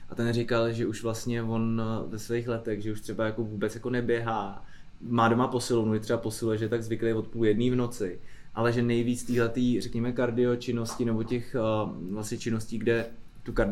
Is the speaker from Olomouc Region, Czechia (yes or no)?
no; Karlovy Vary, Karlovy Vary Region, Czechia; Z Karlových varů.